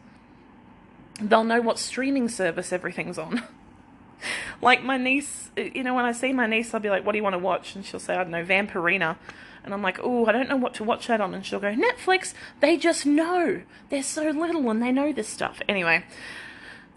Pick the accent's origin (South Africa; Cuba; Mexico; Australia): Australia; southeast Queensland; also born or lived in Victoria, Australia; I was born in Victoria in a very, very small country. Well, I was born in like a hospital, but then lived in a very small country town until I was 10. Then we moved to southeast Queensland into another very, very small country town.